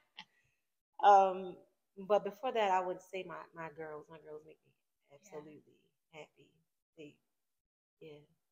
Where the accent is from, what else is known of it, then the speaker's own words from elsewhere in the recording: Baltimore, Maryland, United States; I'm from Baltimore City.